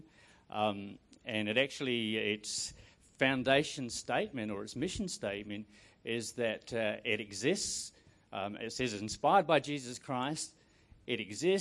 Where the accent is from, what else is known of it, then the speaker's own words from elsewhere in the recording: New Zealand; moved away as an adult; now in Perth, Australia; I was called from New Zealand. I was a Kiwi originally. And I had a specific call from God to come to Perth.